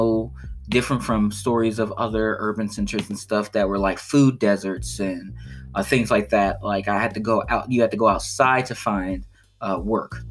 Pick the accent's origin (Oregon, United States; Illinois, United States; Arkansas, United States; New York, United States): Illinois, United States; Chicago; I grew up on the south side of Chicago, just as a start. Like, I grew up in West Englewood neighborhood